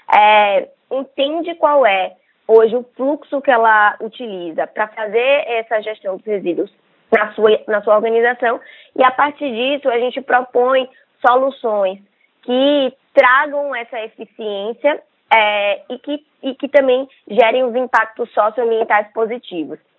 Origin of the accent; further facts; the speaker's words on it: Salvador, Bahia, Brazil; moved away as an adult; also born or lived in São Paulo; Nós somos um, daqui da Bahia, né, é, de Salvador, e a gente se mudou para São Paulo